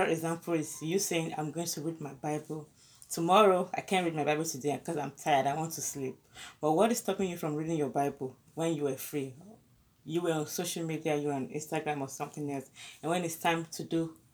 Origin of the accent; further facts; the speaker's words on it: Ondo, Nigeria; I was from Ondo State too